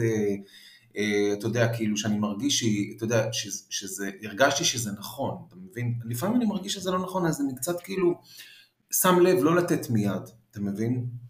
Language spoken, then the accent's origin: Hebrew; Israel; also born or lived in Paris, France; נולדתי בארץ ואז נסענו לחמש שנים וחזרתי